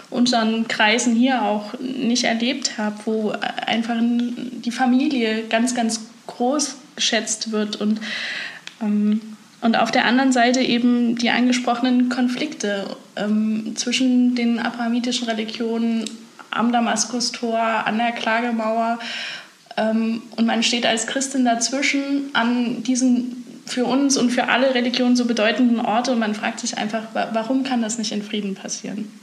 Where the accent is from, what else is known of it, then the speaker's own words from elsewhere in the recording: Germany; ich bin doch Deutsche